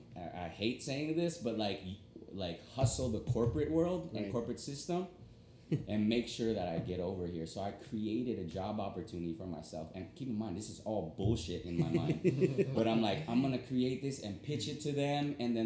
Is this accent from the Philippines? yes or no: yes; Philippines; I'm Filipino, we're branching out in the Philippines